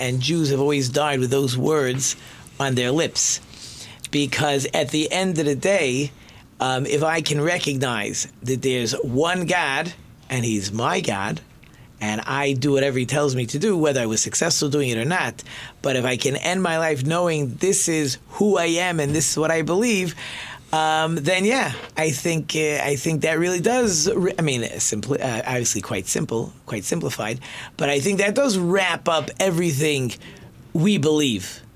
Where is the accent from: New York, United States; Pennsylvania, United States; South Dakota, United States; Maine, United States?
New York, United States; Monsey; when I grew up in Muncie